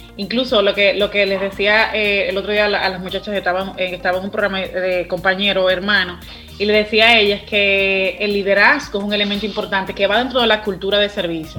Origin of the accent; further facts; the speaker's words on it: Dominican Republic; la actitud tan buena que tenemos como dominicanos